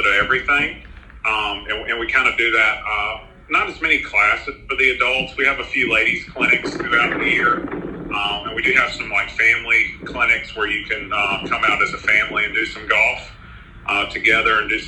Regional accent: Irmo Chapin area, South Carolina, United States; I grew up in the Irmo Chapin area, so I've lived there 40 years my whole life

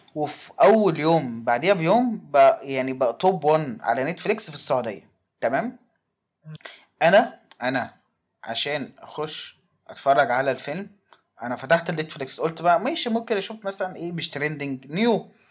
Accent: Egypt; كواحد مصري

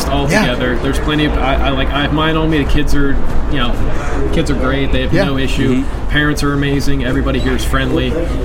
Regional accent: Philadelphia, Pennsylvania, United States; moved away as an adult; also born or lived in North Carolina; now in Arizona, United States; I am originally from Philadelphia

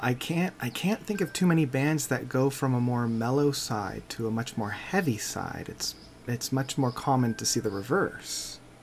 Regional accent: Canada

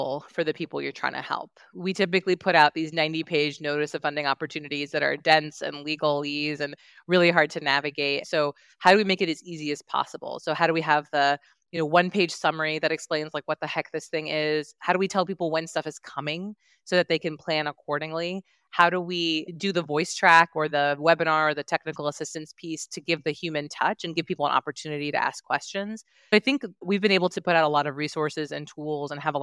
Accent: Virginia, United States; I'm from Virginia. It's my home state

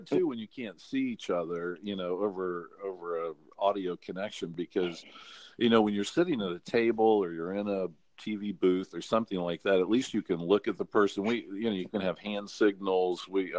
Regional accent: North Carolina, United States; accent: North Carolina accent; But, you know, one of the things I had to do growing up in North Carolina, I had a pretty strong North Carolina accent.

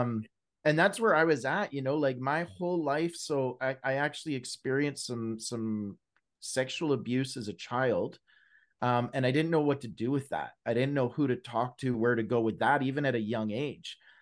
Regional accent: British Columbia, Canada; now in Alberta, Canada; Born and raised in Canada, West Coast boy, I was raised out in British Columbia. Now I live in Alberta

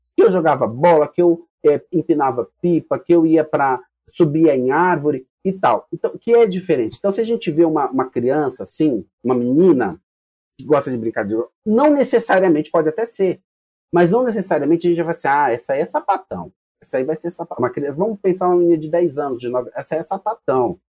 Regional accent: São Paulo, Brazil; Somos paulistas

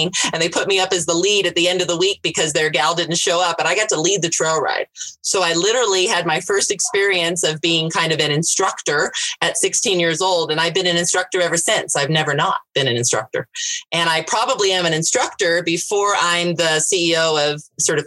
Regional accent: Southern California, United States; now in Colorado, United States; I grew up in Southern California. So there was absolutely no ranches near me

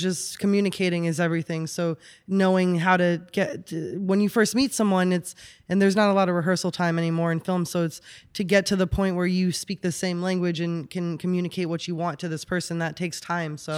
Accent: New York, United States; moved away as an adult; also born or lived in Austin, Texas; now in Los Angeles, United States; born and raised in New York

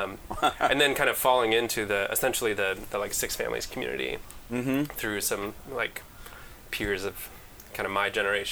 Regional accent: Chicago, Illinois, United States; also born or lived in Wisconsin; now in Twin Cities, United States; I come from Chicago

